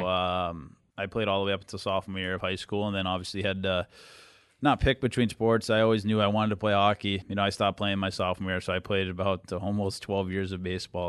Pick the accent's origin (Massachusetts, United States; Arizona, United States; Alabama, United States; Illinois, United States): Massachusetts, United States; Boston; moved away; growing up in the Boston area and being a Bruins fan growing up